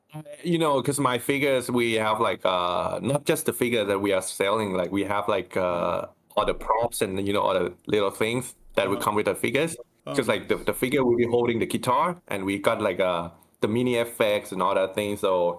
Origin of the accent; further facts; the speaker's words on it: Bangkok, Thailand; I am from Thailand, Bangkok.